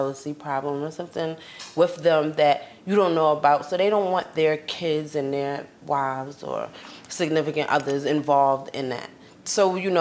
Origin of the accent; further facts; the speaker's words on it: New York City, New York, United States; I'm from Queens